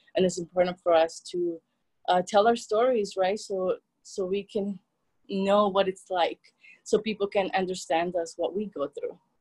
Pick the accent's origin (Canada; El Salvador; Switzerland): El Salvador; English is a second language; moved away; I was born and raised in El Salvador.